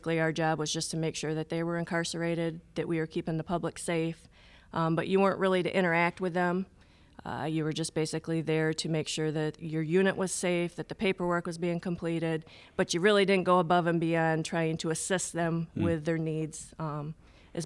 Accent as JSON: {"language": "English", "town": "Ionia", "region": "Michigan", "country": "United States", "tie": "born or raised there", "said": "I grew up in Ionia, Michigan, where we had five prisons at the time there."}